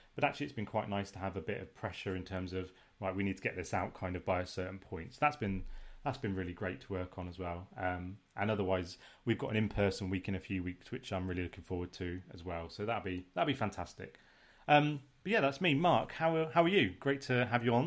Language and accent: English; United Kingdom; we're British